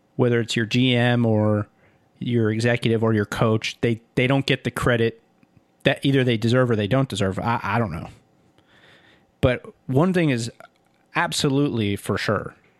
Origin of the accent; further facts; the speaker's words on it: Miami, Florida, United States; growing up in Miami and watching the Heat